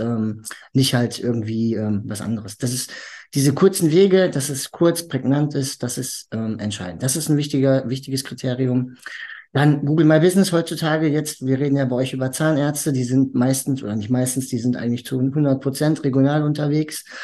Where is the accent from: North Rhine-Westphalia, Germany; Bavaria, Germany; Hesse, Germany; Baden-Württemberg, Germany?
North Rhine-Westphalia, Germany; Hagen; moved away as an adult; now in Dortmund, Germany; ich bin eigentlich ursprünglich in Hagen geboren